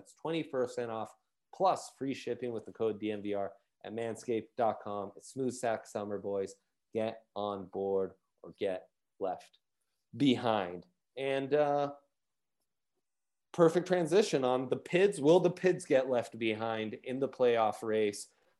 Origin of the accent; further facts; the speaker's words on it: Milan, Lombardy, Italy; those are my my crosstown rivals where I grew up in Milan.